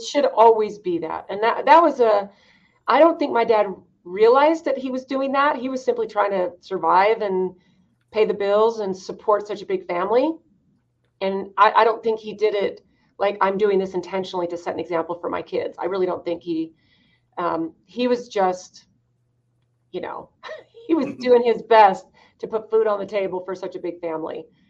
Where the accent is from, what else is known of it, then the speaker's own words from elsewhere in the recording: Idaho, United States; I grew up in Idaho, um, second oldest of 14 kids